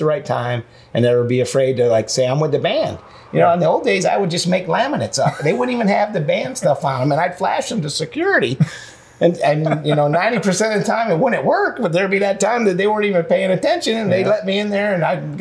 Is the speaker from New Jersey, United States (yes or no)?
no; near Ithaca, New York, United States; did most of the recordings right in Pyramid Studios in Ithaca, New York, which is right outside of my hometown as a kid